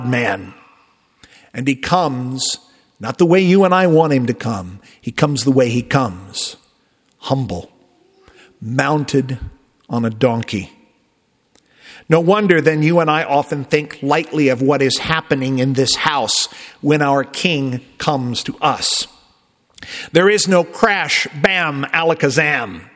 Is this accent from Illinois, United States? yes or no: yes; Southern Illinois, United States; moved away; I'm from Southern Illinois, We talk a little different back home